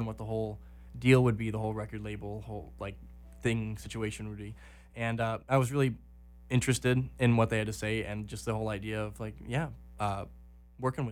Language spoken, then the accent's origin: English; Green Bay, Wisconsin, United States; I'm from Green Bay, Wisconsin